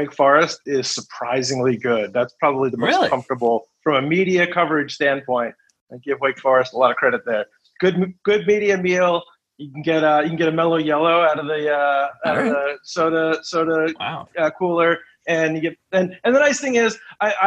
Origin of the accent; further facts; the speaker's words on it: outside of Philadelphia, Northern Delaware, United States; I grew up like in Northern Delaware outside of Philadelphia